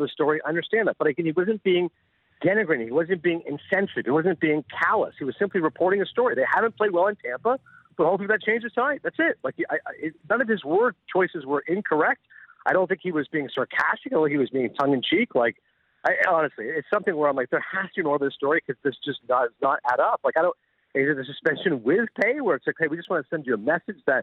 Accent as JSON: {"language": "English", "town": "Toronto", "region": "Ontario", "country": "Canada", "said": "I was from Toronto"}